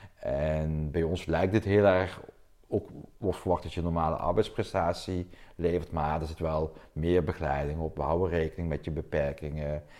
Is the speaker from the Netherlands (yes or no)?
yes; South Limburg, Netherlands; accent: southern; moved away as an adult; now in Delft, Netherlands; ik ben een eh, import Delftenaar. Laten hoor je met, met mijn accent oorspronkelijk afkomstig uit Zuid-Limburg.